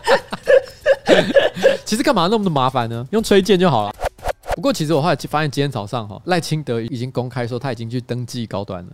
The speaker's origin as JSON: {"language": "Chinese", "region": "northern Taiwan", "country": "Taiwan", "tie": "born or raised there", "said": "我从小在北部长大"}